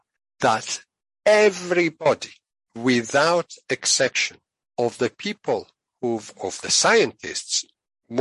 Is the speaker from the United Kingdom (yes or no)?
no; Italy; moved away; I'm originally from Italy, and there's an expression in Italian